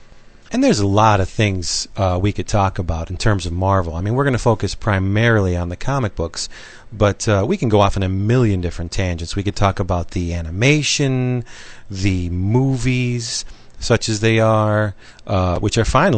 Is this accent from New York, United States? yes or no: no; Pennsylvania, United States; I'm from Pennsylvania, birthplace of the great CGS, keystone of the podcast community.